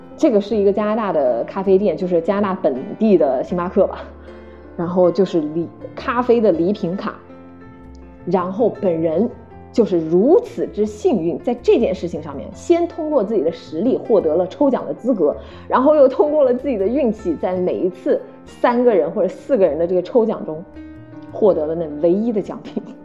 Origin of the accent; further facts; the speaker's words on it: China; moved away; 我们中国人